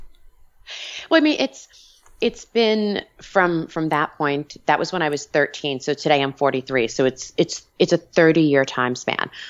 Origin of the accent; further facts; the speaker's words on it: Long Island, New York, United States; moved away; So I'm Italian, I'm from Long Island, back east.